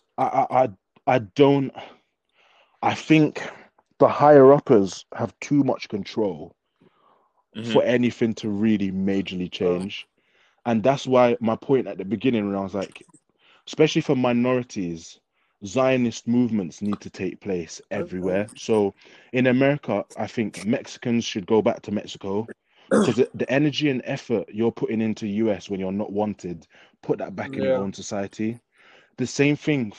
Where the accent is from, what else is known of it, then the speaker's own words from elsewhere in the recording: England, United Kingdom; I always say I am English